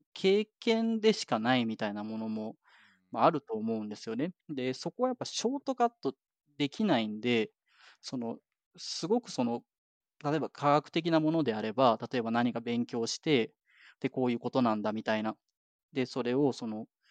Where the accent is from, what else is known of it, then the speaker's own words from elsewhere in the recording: Japan; moved away as an adult; now in Canada; 日本で生まれ育ってる